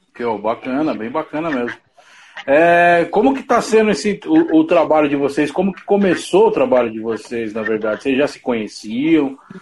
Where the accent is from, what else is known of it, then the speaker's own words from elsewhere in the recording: São Paulo, Brazil; eu sou da Zona Leste aqui de São Paulo